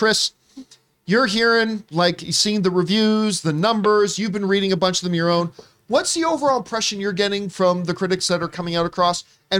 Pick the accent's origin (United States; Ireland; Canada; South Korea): Canada; I'm going to start with my home country of the Canada.